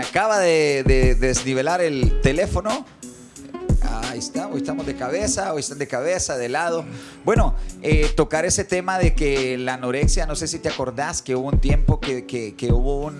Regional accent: El Salvador; soy salvadoreño

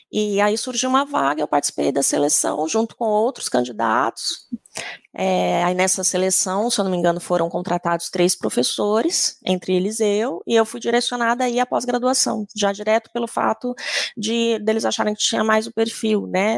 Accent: Campo Grande, Mato Grosso do Sul, Brazil; Eu sou sul-mato-grossense, sou de Campo Grande

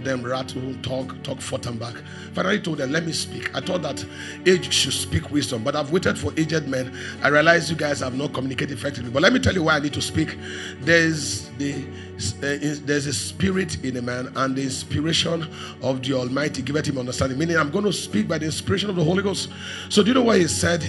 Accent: Makurdi, Benue, Nigeria; moved away; I grew up in Makurdi. I spent 30 years in Makurdi.

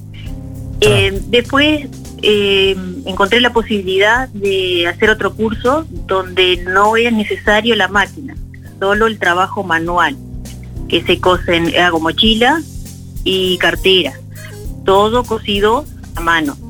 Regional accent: Carmelo, Colonia, Uruguay; Nosotros somos de Carmelo

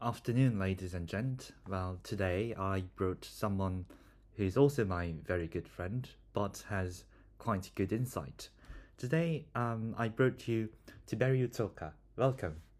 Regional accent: South Korea; now in Bristol, United Kingdom; I'm from South Korea

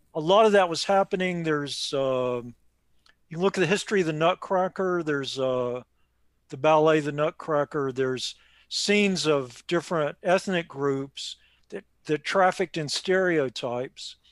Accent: Raleigh, North Carolina, United States; moved away; My old friends back in Raleigh

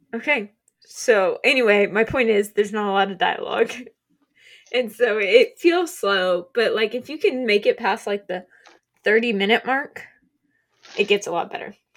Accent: Oklahoma, United States; we're from Oklahoma

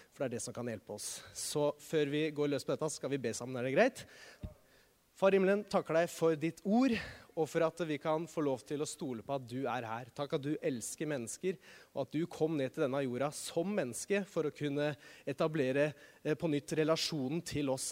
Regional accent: Norway; som nordmann

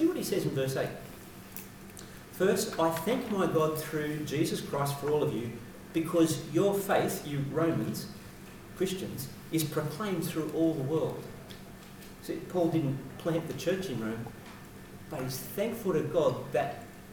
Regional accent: Sydney, New South Wales, Australia; I grew up in Western Sydney.

